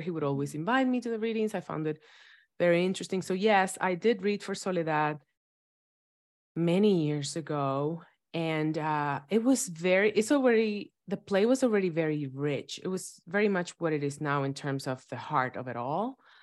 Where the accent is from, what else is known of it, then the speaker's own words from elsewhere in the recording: Dominican Republic; moved away; I was raised in Dominican Republic